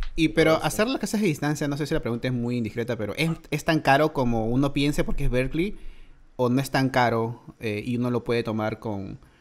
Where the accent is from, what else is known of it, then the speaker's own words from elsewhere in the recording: Lima, Peru; yo soy de Los Olivos